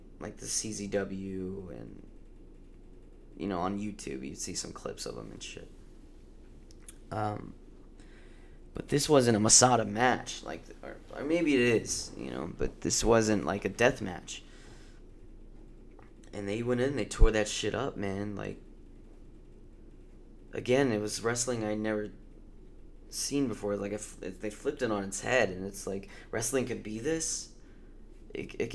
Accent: Round Rock, Texas, United States; my hometown

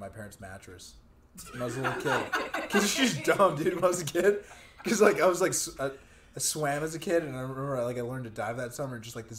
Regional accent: El Paso, Texas, United States; also born or lived in Odessa, Texas; I'm from El Paso.

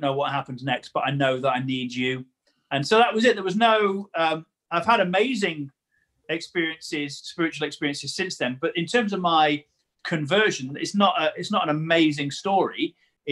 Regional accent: Newcastle-under-Lyme, West Midlands, United Kingdom; I am from Newcastle under Lyme, which is the better of the two Newcastles in the country

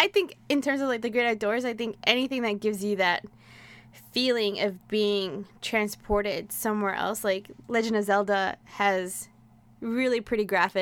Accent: New York City, New York, United States; now in New Jersey, United States; I grew up in Queens, but I live in Jersey now

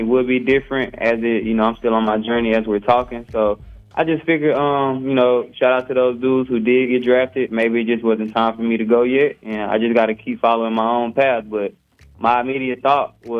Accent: Baton Rouge, Louisiana, United States; I'm from Baton Rouge, Louisiana

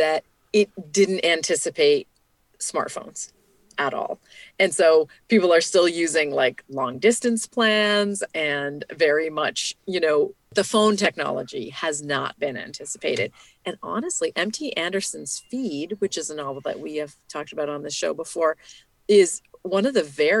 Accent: Canada; now in United States; as a Canadian who lives in the U.S.

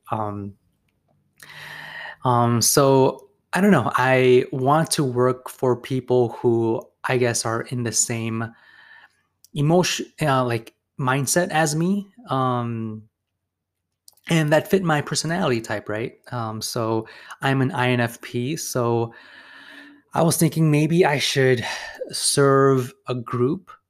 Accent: Chicago, Illinois, United States; I came from Chicago, and in Chicago you do see some dentists, but they're not that prevalent.

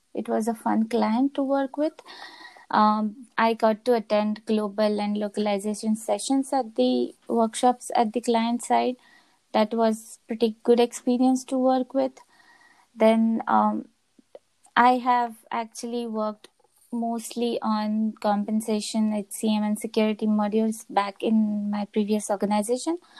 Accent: India; moved away as an adult; now in Copenhagen, Denmark; I'm originally from India.

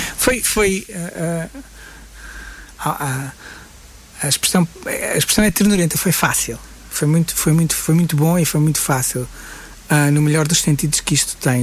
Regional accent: Guimarães, Braga, Portugal; also born or lived in Coimbra; Eu sou, sou, sou de Guimarães, uh, uh, nasci e vivo em Guimarães

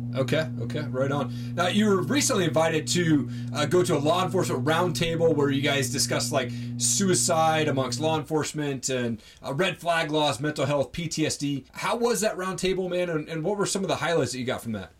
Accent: Idaho, United States; I'm from Idaho

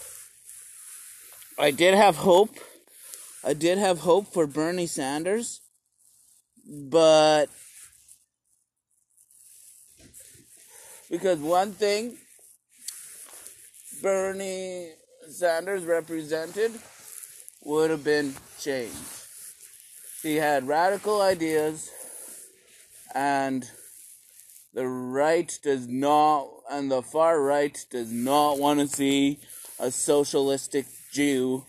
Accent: Canada; a Canadian citizen

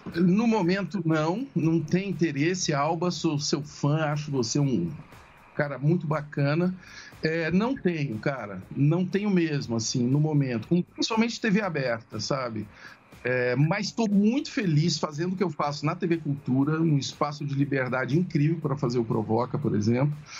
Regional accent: Ituverava, São Paulo, Brazil; moved away; eu sou do interior, né? Eu sou de Tuverável. Eu, a minha infância foi, foi ligada a fazenda

